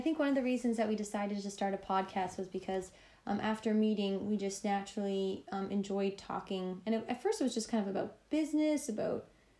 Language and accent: English; Toronto, Ontario, Canada; moved away as an adult; also born or lived in Los Angeles, United States; now in London, United Kingdom; And yeah, so I'm a stand-up comedian originally from Toronto.